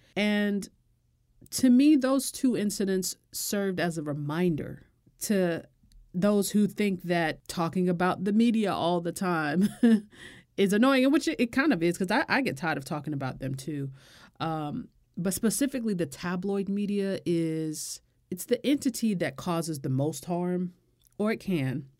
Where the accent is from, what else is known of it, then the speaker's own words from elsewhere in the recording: United States; I'm American